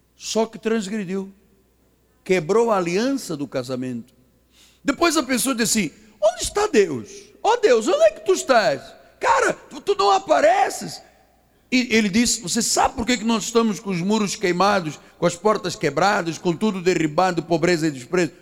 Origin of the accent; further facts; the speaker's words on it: Angola; moved away; also born or lived in Portugal; eu nasci em Angola, eu sou africano